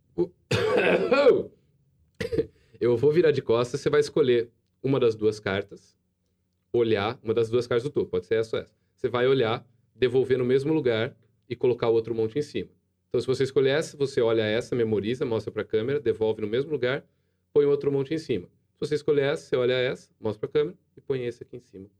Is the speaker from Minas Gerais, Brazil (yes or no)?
no; Jaú, São Paulo, Brazil